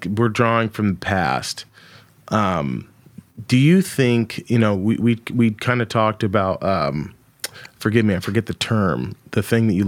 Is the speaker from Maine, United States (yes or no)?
no; Paris, Texas, United States; moved away; I was born in Paris, Texas